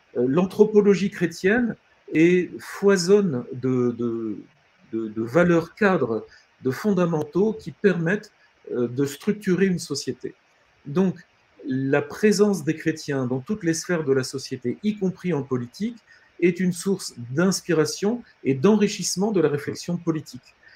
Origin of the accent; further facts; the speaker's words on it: France; nous, en tant que Français